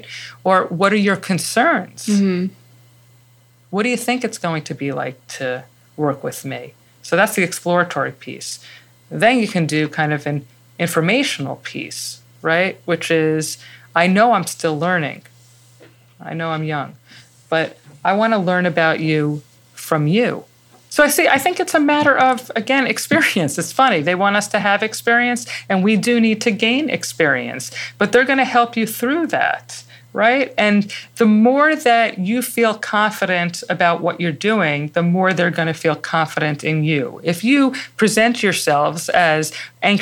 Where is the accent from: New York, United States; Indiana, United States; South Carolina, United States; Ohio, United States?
New York, United States; New York City; I'm not from Connecticut. Actually, I was raised in the Bronx